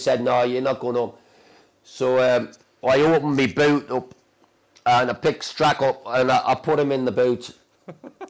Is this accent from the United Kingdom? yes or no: yes; Geordie, North East England, United Kingdom; accent: Geordie; being a Geordie